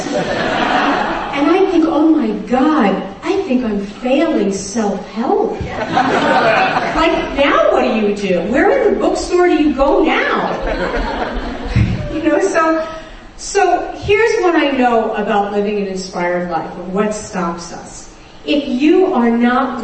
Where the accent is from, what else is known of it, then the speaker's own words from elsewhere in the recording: New York City, New York, United States; I grew up in Brooklyn, New York, and my family was Orthodox Jewish